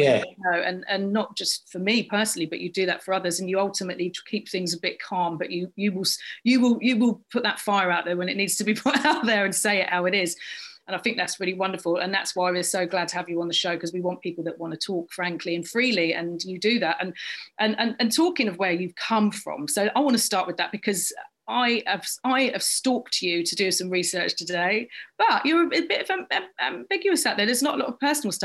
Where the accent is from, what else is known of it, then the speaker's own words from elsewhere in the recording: London, United Kingdom; accent: London Cockney; a child in growing up in South London, Brixton